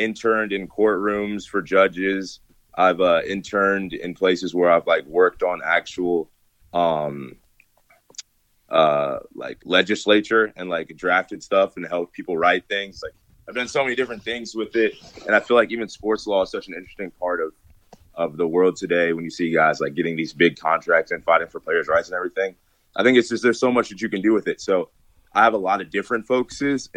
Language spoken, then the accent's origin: English; Gahanna, Ohio, United States; moved away as an adult; also born or lived in Nashville, Tennessee; I'm from Columbus, Ohio, Central Ohio, specifically Gahanna